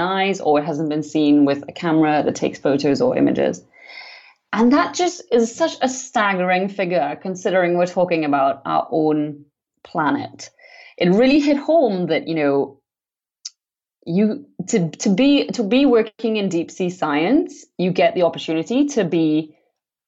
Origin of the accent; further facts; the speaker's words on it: Trinidad & Tobago; I grew up in the Caribbean on the islands of Trinidad and Tobago